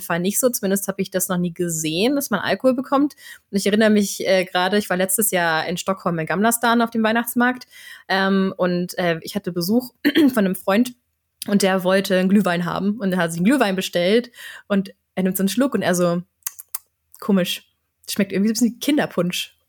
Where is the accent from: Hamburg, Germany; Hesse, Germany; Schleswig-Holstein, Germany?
Schleswig-Holstein, Germany; Flensburg; now in Sweden; in meiner Heimatstadt in Flensburg